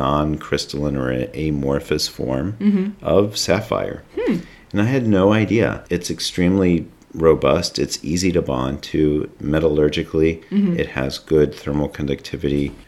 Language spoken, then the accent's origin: English; North Carolina, United States; I'm from North Carolina